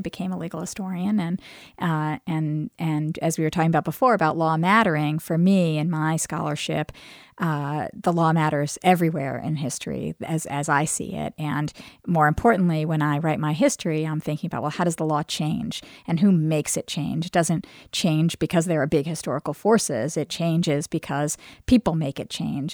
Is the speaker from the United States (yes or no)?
yes; New York City, New York, United States; moved away as an adult; now in Charlottesville, United States; I grew up in Brooklyn